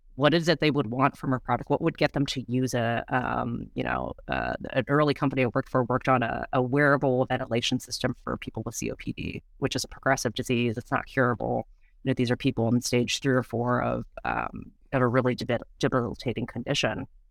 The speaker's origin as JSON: {"language": "English", "country": "United States", "tie": "born or raised there", "said": "I was born here in the States. My parents are both, um, from Taiwan"}